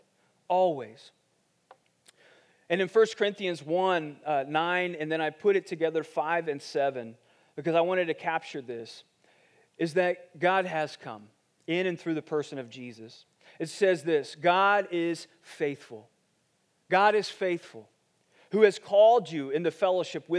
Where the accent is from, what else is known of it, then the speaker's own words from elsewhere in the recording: Ohio, United States; moved away; I grew up in Ohio, and when we moved to Ohio, we moved into this neighborhood